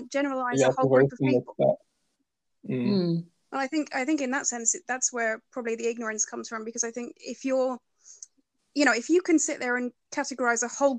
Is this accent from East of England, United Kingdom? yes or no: yes; Norfolk, East of England, United Kingdom; I grew up in Norfolk, which obviously is very rural